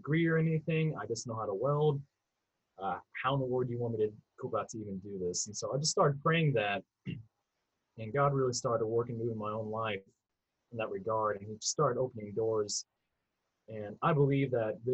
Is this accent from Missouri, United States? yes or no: yes; St. Joseph, Missouri, United States; also born or lived in Philippines; I'm from Missouri originally. Grew up around St. Joseph, which is now north of Kansas City